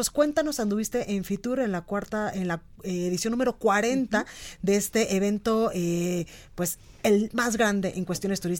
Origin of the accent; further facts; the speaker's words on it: Jalisco, Mexico; orgullo que tenemos como mexicanos y jaliscienses.